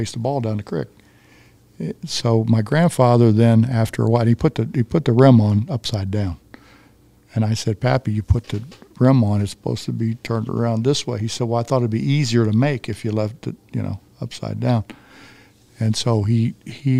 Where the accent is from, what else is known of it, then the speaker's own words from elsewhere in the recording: Midvale, Ohio, United States; also born or lived in West Virginia / Dog Hill, West Virginia; I grew up in a coal mining town, Midvale, Ohio